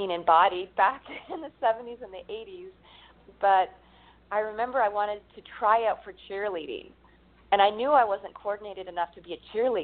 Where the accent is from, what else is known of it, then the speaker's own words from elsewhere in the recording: Northern California, United States; I grew up in Northern California